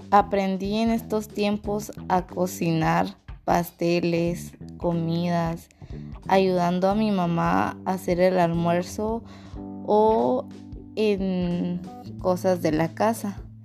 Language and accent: Spanish; Mazatenango, Suchitepéquez, Guatemala; soy de Mazatenango